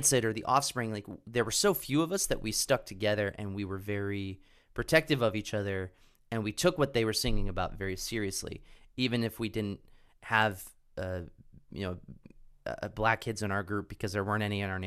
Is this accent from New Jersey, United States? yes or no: no; Pennsylvania, United States; growing up in Pennsylvania